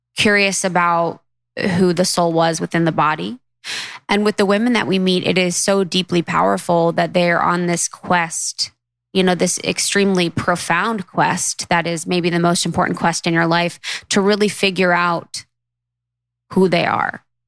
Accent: Midwest, United States; my assumptions growing up in the Midwest

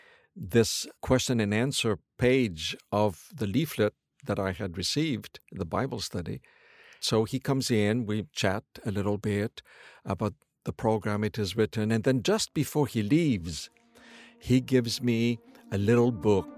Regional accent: Quebec, Canada; I grew up in Quebec in Canada.

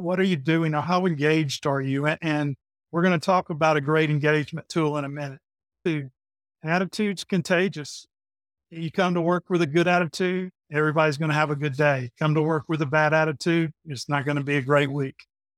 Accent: Griffin, Georgia, United States; accent: Southern; now in Peachtree City, United States; As you can tell, I have the Southern accent. So I came from Griffin, Georgia. I live here in Peachtree City, Georgia. I've always lived in Georgia

